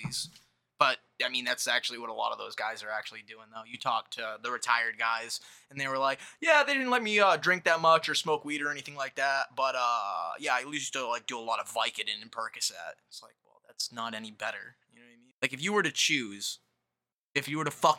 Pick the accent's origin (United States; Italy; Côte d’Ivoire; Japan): United States; I'm American